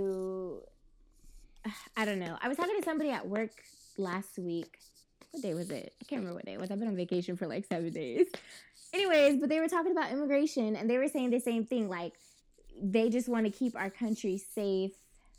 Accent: Yuba City, California, United States; Yuba City.

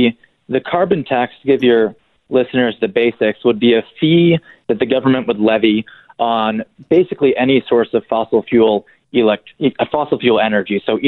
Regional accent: Evansville, Indiana, United States; now in Washington, D.C., United States; Well, I'm in Washington, D.C. now, here in the swamp, but I'm originally from Evansville, Indiana, so I know fair food well.

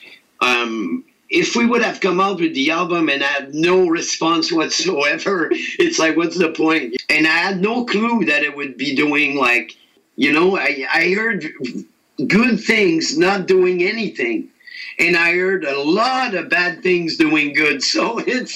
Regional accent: Quebec, Canada; I'm from Quebec, Canada, which we're French-speaking.

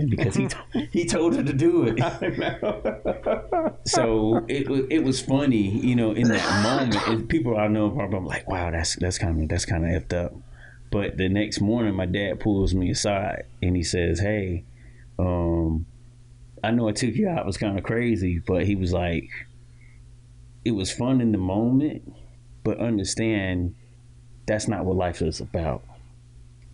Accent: Titusville, Florida, United States; I was born and raised in Titusville, Florida

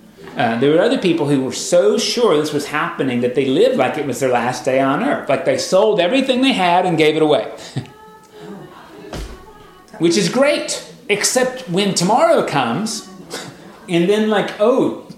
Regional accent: United States; as an American

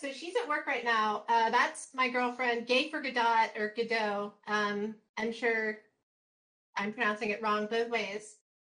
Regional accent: the South, United States; so growing up in the South, I have, through mitosis and being polluted by the populace, I can do a pretty good Southern accent.

